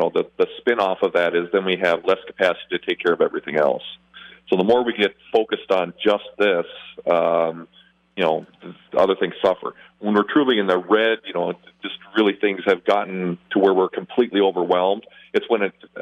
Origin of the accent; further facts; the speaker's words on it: South Dakota, United States; now in La Crosse, United States; I grew up in South Dakota, so I'm well-versed in hot dish